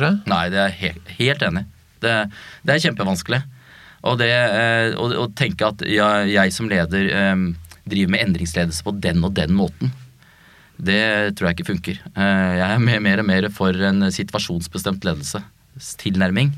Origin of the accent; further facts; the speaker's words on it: Oslo, Norway; jeg er født og oppvokst på Bøler